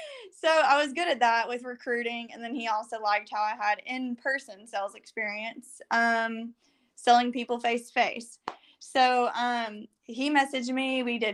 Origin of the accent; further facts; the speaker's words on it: Arkansas, United States; So I grew up in Central Arkansas, and following that went to University of Arkansas